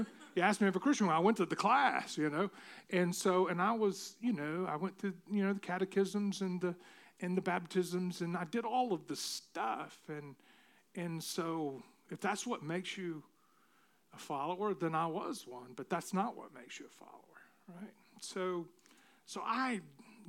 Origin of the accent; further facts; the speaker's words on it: Tennessee, United States; I grew up in Tennessee.